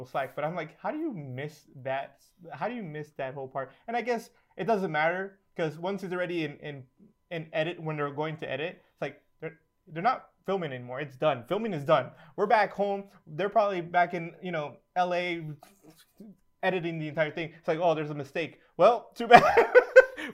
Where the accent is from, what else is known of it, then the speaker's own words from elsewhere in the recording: Guatemala; moved away; I'm originally from Guatemala.